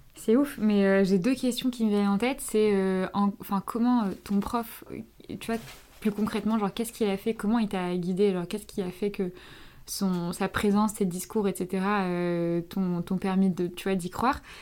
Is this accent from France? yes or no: yes; France; mes parents sont tous les deux marocains. Et ils sont tous les deux nés au Maroc, ils sont venus et je suis je suis née en France